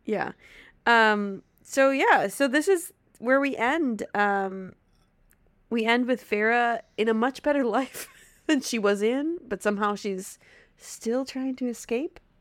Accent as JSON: {"language": "English", "region": "Wisconsin", "country": "United States", "accent": "Wisconsin", "said": "my Wisconsin accent will come out tenfold"}